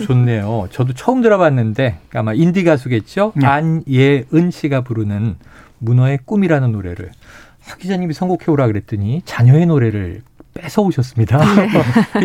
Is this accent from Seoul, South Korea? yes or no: yes; Seoul, South Korea; 서울에서 자란 저는